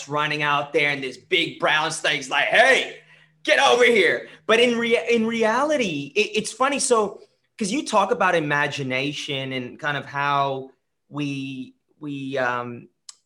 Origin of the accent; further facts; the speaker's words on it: California, United States; now in Australia; I grew up in California